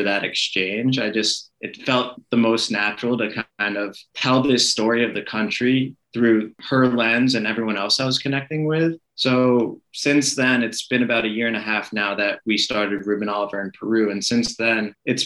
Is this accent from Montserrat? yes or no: no; Israel; moved away; also born or lived in Boca Raton, Florida, United States / Italy; I was born in Boca Raton, Florida. I grew up in Israel in the Middle East